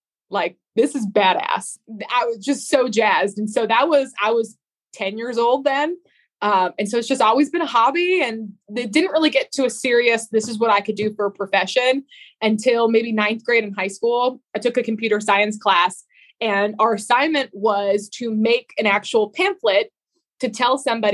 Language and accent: English; New England, United States; I grew up in New England